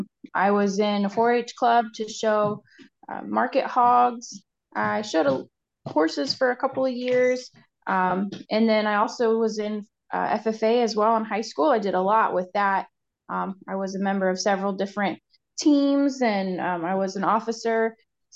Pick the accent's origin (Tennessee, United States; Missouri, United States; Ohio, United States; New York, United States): Ohio, United States; Marysville; also born or lived in Kentucky; came back home once there was a job opening up here. So I'm working in my hometown.